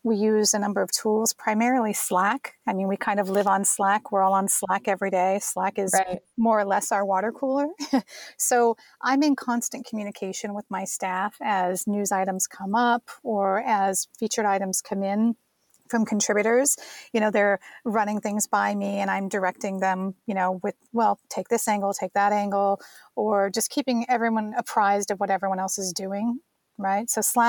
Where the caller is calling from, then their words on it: Los Angeles, California, United States; I'm recording from Los Angeles.